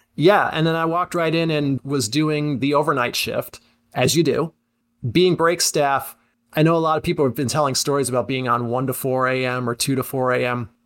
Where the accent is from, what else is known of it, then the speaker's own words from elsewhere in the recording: Syracuse, New York, United States; I'm from the Syracuse area originally, went to West Genesee, So I was aware of Z eighty-nine growing up